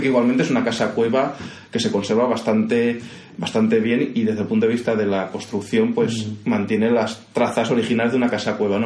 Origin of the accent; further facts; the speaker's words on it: Castelldefels, Catalonia, Spain; accent: Andalusian; first language Spanish; now in Vilanova i la Geltrú, Spain; Castelldefels que el Castel de los años 70 y 80, ¿no? que es el que yo recuerdo de mi infancia